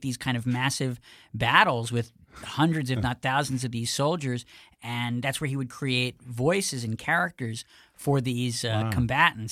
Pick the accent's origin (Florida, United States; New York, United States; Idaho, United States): New York, United States; I was from New York